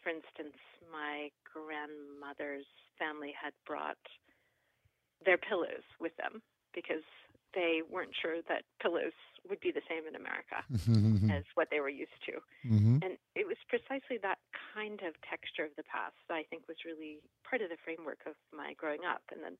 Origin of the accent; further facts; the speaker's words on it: Louisville, Kentucky, United States; I grew up in Louisville, and I went to college at Harvard and to graduate school at Berkeley